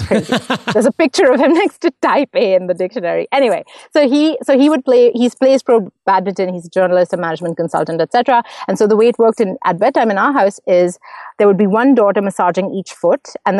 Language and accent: English; Mumbai, Maharashtra, India; first language English; now in Montreal, Canada; So I grew up in Mumbai, in case anyone's wondering about my accent. I live in Montreal now, but I grew up in Mumbai. English is my first language, actually. I speak four.